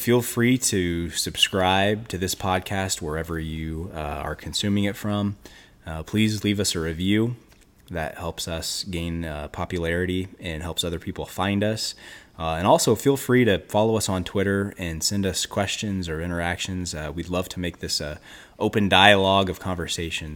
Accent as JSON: {"language": "English", "region": "Western Illinois", "country": "United States", "tie": "born or raised there", "said": "I grew up in Western Illinois"}